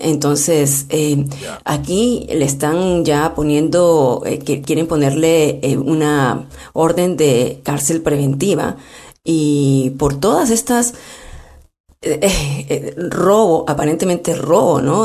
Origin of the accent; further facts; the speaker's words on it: Peru; como peruanos